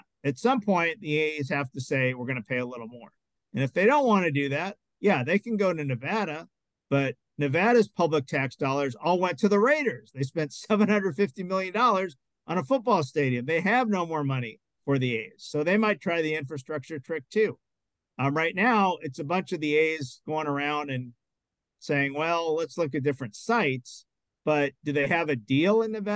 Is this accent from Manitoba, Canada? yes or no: no; Montreal, Quebec, Canada; I'm from Montreal